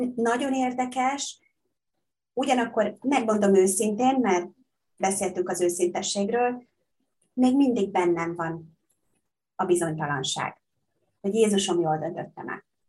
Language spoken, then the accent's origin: Hungarian; Hungary; first language Hungarian; moved away as an adult; also born or lived in Bangkok, Thailand; én magyar vagyok, magyar állampolgár, magyar anyanyelvvel